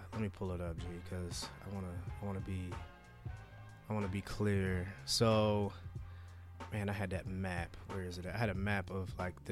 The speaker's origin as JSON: {"language": "English", "country": "United States"}